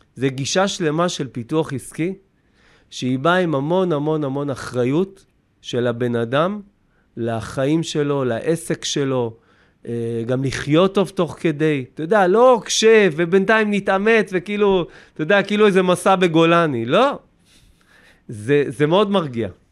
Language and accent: Hebrew; Kiryat Ono, Central District, Israel; אני מקריית אונו